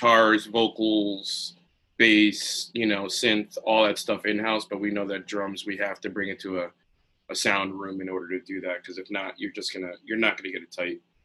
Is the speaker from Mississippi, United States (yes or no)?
no; New Britain, Connecticut, United States; also born or lived in Plainville, Connecticut; I grew up predominantly in New Britain, Connecticut, which is right outside of Hartford